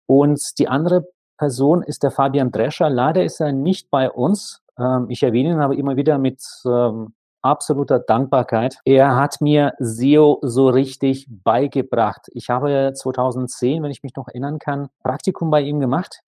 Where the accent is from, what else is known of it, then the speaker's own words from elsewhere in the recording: Saint Petersburg, Russia; moved away; ziehe jetzt wieder mal in meine Heimatstadt zurück, St. Petersburg.